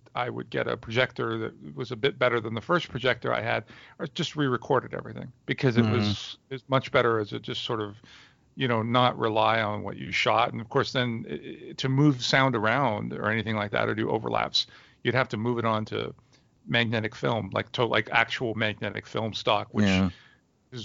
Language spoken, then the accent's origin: English; Montreal, Quebec, Canada; moved away as an adult; now in Toronto, Canada; I was born in Montreal, Canada, where I spent the first 25 years of my life